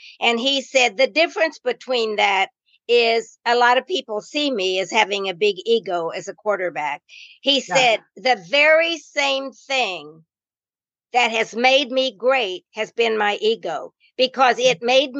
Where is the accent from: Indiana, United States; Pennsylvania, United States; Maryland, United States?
Indiana, United States; And I came from the North, a little Indiana, which is not that much, but it's got the influence from Chicago and some bigger cities.